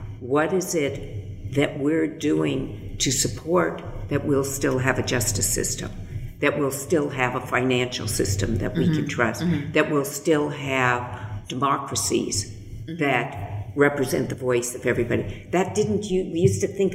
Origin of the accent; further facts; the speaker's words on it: California, United States; I was born in California. I was born in a very privileged part of the world.